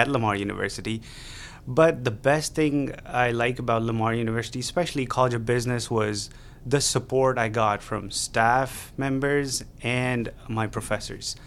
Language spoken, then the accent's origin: English; Pakistan; moved away as an adult; now in Beaumont, United States; I am an international student from Pakistan